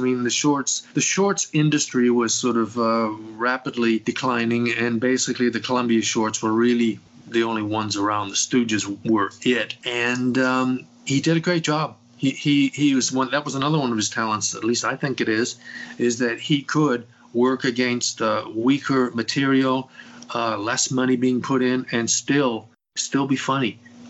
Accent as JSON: {"language": "English", "region": "England", "country": "United Kingdom", "moved": "yes", "said": "When I came from England originally, that was a no-no for my parents."}